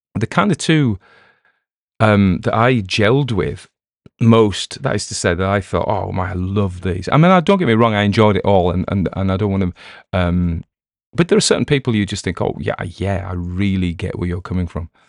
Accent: Cumbrian coast, North West England, United Kingdom; where I was brought up on the Cumbrian coast

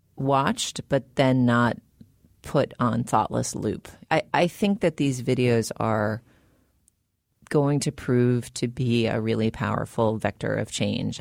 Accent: United States; I'm an American

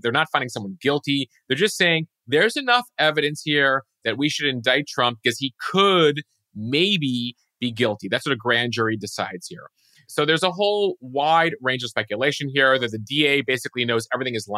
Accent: outside Chicago, Lake County, Illinois, United States; Growing up outside Chicago, we had tornado drills from a very young age

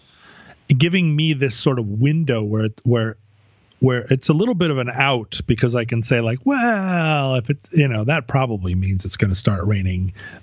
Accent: Anchorage, Alaska, United States; moved away; growing up in Anchorage, it was a thing, I guess, that you did because the weather could kill you. Mm-hmm. But we haven't lived in Anchorage as a family for a long time.

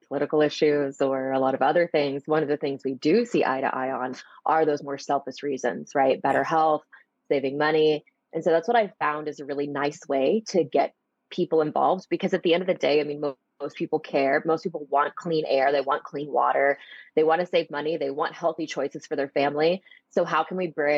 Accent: Arkansas, United States; I'm from Arkansas, which is not really the most progressive in terms of sustainability

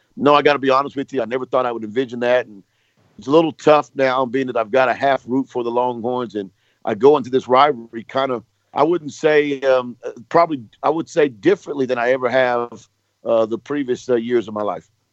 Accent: Lawton, Oklahoma, United States; I grew up in Lawton, Oklahoma

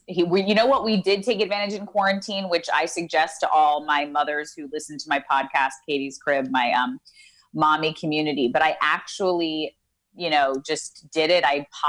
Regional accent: New York, United States; now in Los Angeles, United States; I love New York. I'm born and raised in New York. I'm a New Yorker. My mother talks like this.

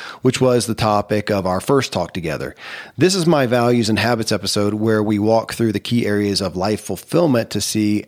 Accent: Kentucky, United States; born or raised there

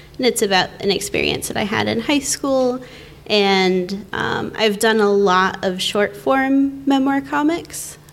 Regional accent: Maine, United States; also born or lived in Boston; now in Perth, Australia; I come from Maine. And I've lived in Boston a bit, and these days I actually live in Perth, Australia.

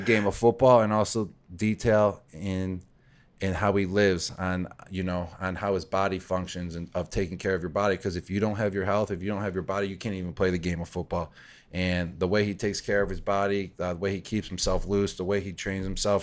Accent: Buffalo, New York, United States; I grew up in Buffalo, so it was the Buffalo Bills.

